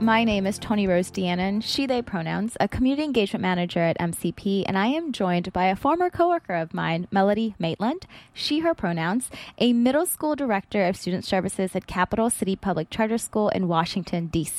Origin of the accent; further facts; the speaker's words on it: Philippines; because I think even being Filipino, I definitely had some of that savior complex as well when I got into education.